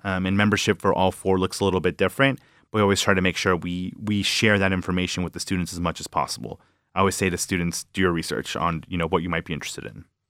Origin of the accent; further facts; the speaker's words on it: Villa Park, Illinois, United States; moved away as an adult; now in Michigan, United States; I'm from Villa Park, about half hour from the city. Um, you know, born and raised in the suburbs.